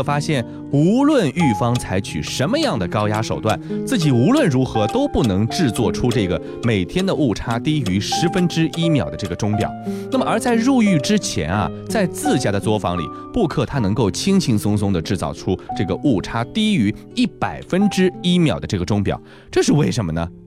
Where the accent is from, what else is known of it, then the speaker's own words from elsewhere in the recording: China; 我们中国人